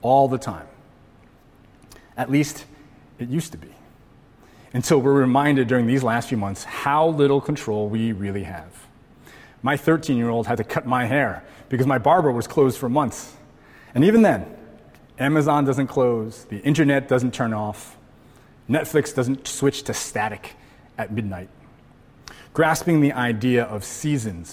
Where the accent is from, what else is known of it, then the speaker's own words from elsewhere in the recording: Connecticut, United States; now in Hawaii, United States; I grew up in Connecticut